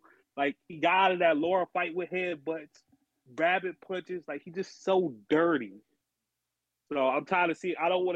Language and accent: English; Cleveland, Ohio, United States; also born or lived in Toledo, Ohio; I'm from Cleveland with ties to the Toledo area